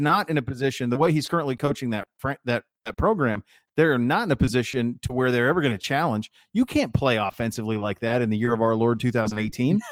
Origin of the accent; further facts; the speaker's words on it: Montana, United States; I'm from Montana